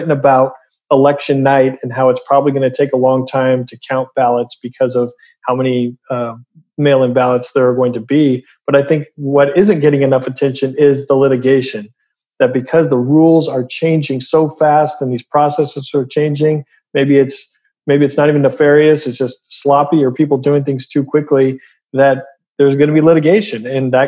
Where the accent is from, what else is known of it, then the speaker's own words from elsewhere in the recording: Oregon, United States; I grew up in Oregon